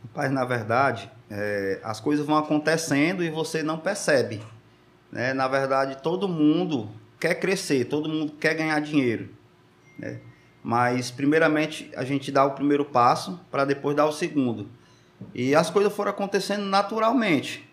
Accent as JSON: {"language": "Portuguese", "town": "Maracanaú", "region": "Ceará", "country": "Brazil", "said": "Sou do Maracanãú, já está com mais de 20 anos"}